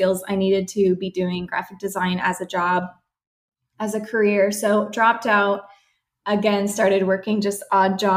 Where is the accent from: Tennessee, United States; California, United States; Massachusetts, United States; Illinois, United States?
California, United States; San Diego; also born or lived in Washington State; I grew up here in San Diego where we run our business